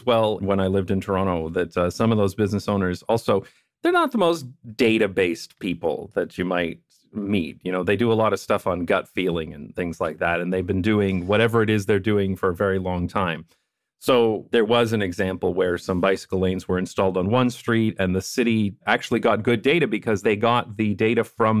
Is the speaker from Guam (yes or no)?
no; Netherlands; I'm coming from the Dutch perspective, and I tend to be critical.